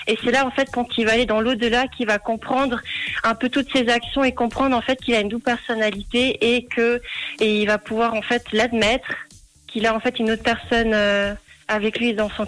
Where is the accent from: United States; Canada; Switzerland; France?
Switzerland; Valais; donc je viens du canton du Valais.